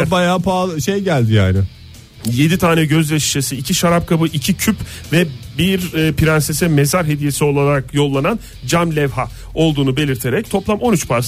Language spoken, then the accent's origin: Turkish; İzmir, Turkey; ben de bir İzmirli olarak burada müdahale